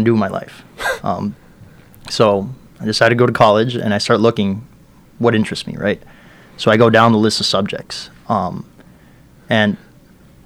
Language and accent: English; Miami, Florida, United States; also born or lived in Peru; growing up in Miami